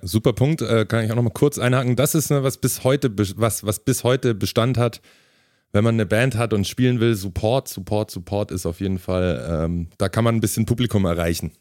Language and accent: German; Ulm, Baden-Württemberg, Germany; ich komme aus Ulm, ist auch in der Region